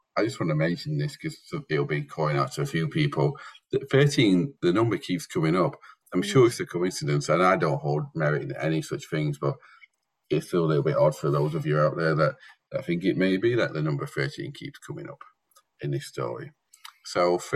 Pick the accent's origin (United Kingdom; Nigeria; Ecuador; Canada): United Kingdom; I am very British